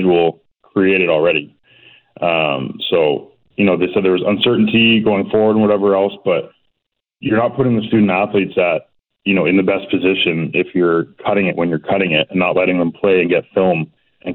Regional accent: Burnaby, British Columbia, Canada; also born or lived in Coquitlam; I'm from Burnaby originally, literally at the bottom of Burnaby Mountain.

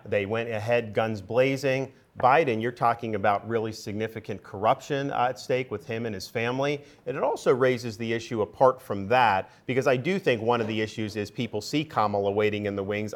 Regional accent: Tampa, Florida, United States; I grew up in the Tampa area

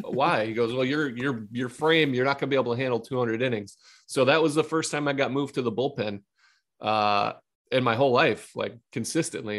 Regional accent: Ohio, United States; I'm from Ohio

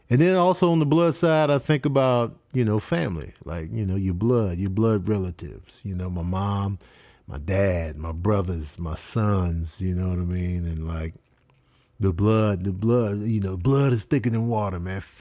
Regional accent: Grand Rapids, Michigan, United States; born there; Uh, I was born in Grand Rapids.

